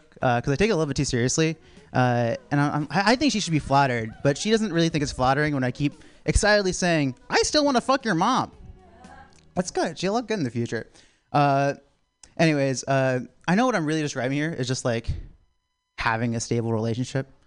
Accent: South Carolina, United States; I'm from South Carolina

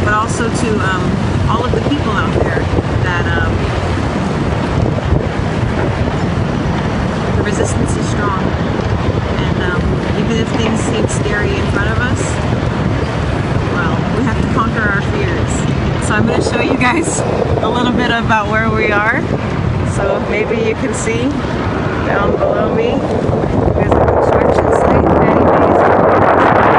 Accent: San Francisco, California, United States; I'm from San Francisco, California

